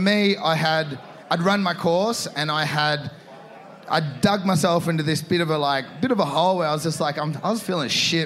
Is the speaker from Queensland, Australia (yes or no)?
no; Torquay, Victoria, Australia; I'm in my hometown here, and I love Torquay